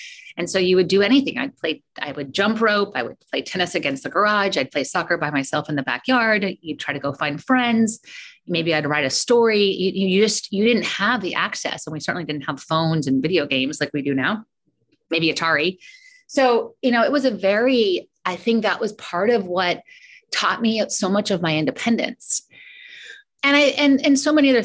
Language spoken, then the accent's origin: English; Colorado Springs, Colorado, United States; now in California, United States; I'm actually from Colorado. I've been here so long, but I still feel like I still call myself like the Colorado girl, but I grew up in Colorado Springs